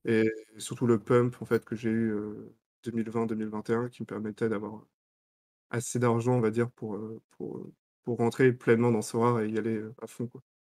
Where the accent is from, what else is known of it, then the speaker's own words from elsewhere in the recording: Lorient, Brittany, France; j'ai grandi à Lorient